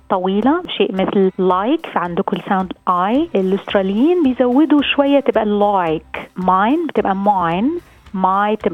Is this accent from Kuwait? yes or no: no; Lebanon; now in Australia; نحن لبنانية بخلص الواحد بقول لك ثانك يو ثانك يو